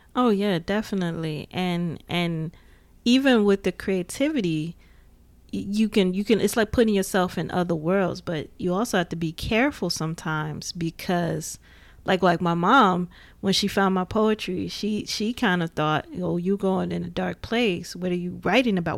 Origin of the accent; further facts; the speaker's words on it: Gary, Indiana, United States; growing up in Gary, Indiana, it was just like Chicago was like right there